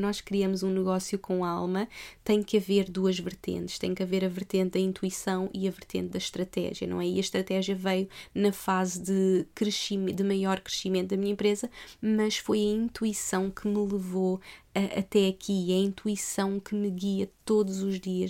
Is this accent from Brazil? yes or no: no; Portugal; moved away as an adult; also born or lived in Australia; Eu eu não nasci em Portugal à toa.